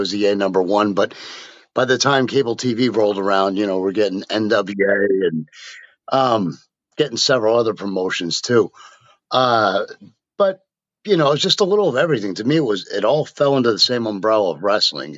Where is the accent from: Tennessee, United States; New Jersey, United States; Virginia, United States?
New Jersey, United States; moved away; also born or lived in Memphis; Born and raised in Jersey